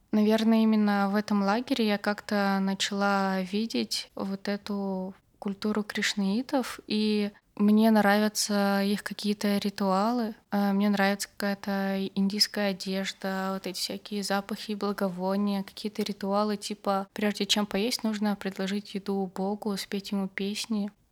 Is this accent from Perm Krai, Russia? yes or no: yes; Barda, Perm Krai, Russia; moved away; из борды, откуда я родом